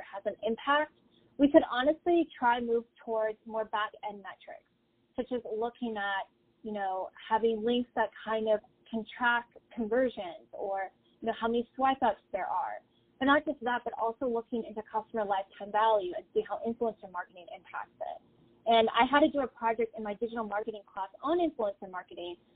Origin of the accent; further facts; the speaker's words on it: Tampa, Florida, United States; I'm originally from the Tampa Bay area